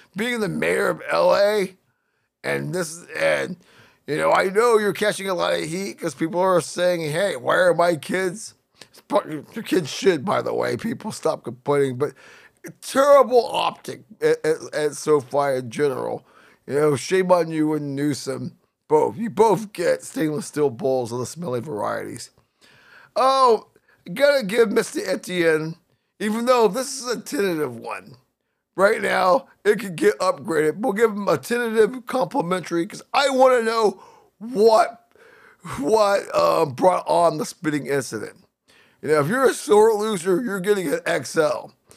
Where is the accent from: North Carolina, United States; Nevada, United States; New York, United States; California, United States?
California, United States; Northern; I grew up in Northern California